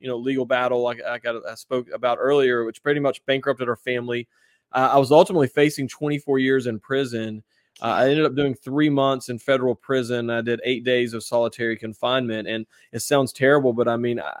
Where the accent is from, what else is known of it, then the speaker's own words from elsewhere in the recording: West Virginia, United States; West Virginia